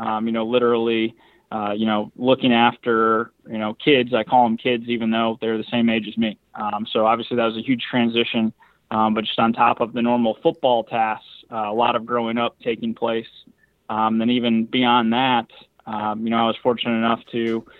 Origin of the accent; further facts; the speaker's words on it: Belvidere, Illinois, United States; growing up in the Midwest, you know, grew up like an hour north of Chicago and in Belvedere, Illinois.